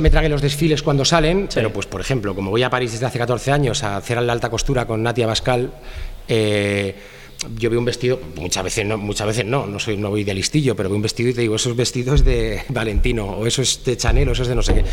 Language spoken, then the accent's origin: Spanish; Madrid, Community of Madrid, Spain; de Madrid, eh, tengo 45 años